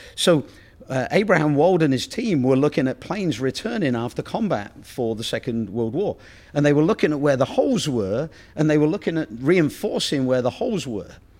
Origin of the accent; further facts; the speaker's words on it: Oxford, South East England, United Kingdom; moved away; I come from Oxford